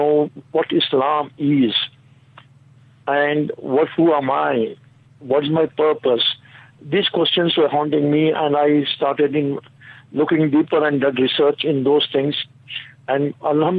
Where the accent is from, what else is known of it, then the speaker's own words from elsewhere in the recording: Bangalore, Karnataka, India; from Bangalore city of India